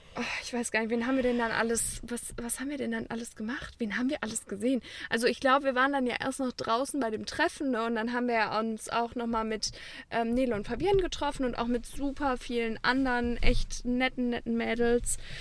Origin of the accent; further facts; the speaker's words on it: Cologne, North Rhine-Westphalia, Germany; als Kölner